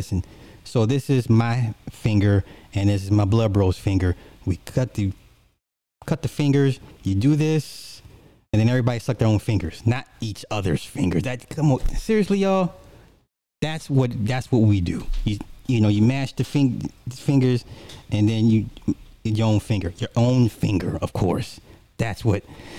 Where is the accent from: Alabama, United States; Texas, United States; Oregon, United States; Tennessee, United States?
Alabama, United States; I'm from Alabama, but I get it.